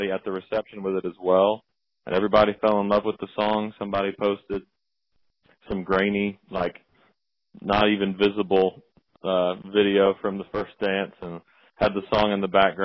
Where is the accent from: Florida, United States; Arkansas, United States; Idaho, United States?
Arkansas, United States; South; moved away as an adult; now in Nashville, United States; I grew up in South Arkansas. I moved here to Nashville to attend Belmont University